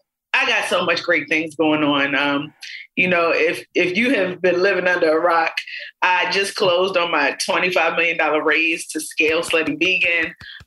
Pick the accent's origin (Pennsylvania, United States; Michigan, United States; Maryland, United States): Maryland, United States; Baltimore; You can literally be the girl from around the way. I'm from East Baltimore, got locks in my head.